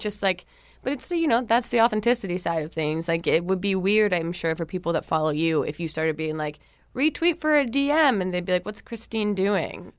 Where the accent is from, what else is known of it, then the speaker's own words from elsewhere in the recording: New Jersey, United States; moved away; I'm from New Jersey originally